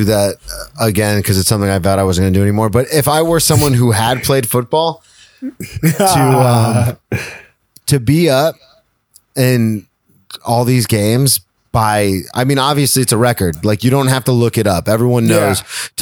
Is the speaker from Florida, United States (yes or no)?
yes; Jacksonville, Florida, United States; I'm from Jacksonville